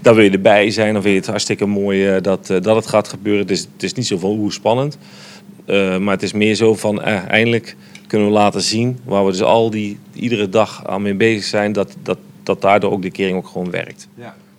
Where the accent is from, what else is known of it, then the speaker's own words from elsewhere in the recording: Netherlands; wij als Nederlander